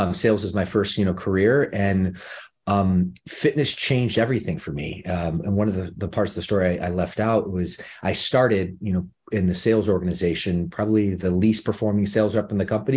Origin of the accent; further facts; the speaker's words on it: Midwest, United States; moved away as an adult; now in Los Angeles, United States; I come from the Midwest. I spent, you know, the first, uh, I guess the s, second decade of my life there